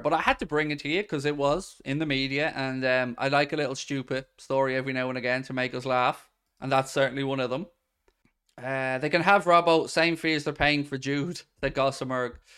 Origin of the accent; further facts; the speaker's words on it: Ireland; As an Irishman